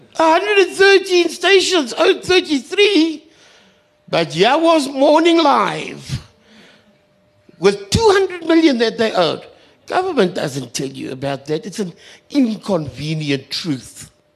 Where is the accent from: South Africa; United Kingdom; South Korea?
South Africa; Kimberley, Northern Cape; I come from Kimberley